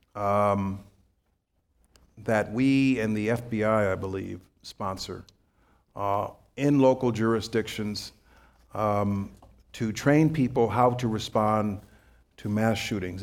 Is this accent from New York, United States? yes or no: yes; New York, United States; I'm a New Yorker